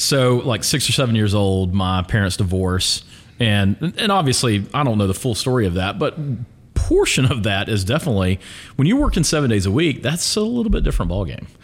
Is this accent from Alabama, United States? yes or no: yes; Pelham, Alabama, United States; I grew up in Pelham